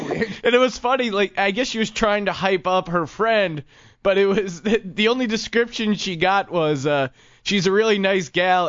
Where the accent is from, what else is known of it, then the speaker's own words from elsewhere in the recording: San Luis Obispo, California, United States; and I'm from San Luis Obispo, so I brought my vowels with me.